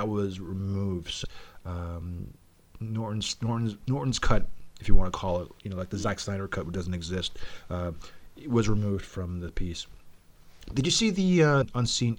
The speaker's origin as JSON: {"language": "English", "town": "Toronto", "region": "Ontario", "country": "Canada", "said": "The fact that we're from Toronto"}